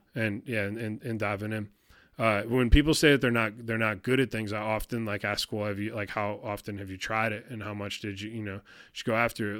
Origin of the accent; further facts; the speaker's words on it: Detroit, Michigan, United States; moved away; I grew up in Detroit